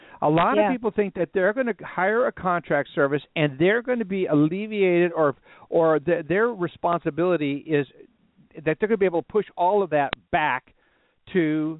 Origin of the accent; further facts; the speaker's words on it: Texas, United States; being the gentleman that we are from Texas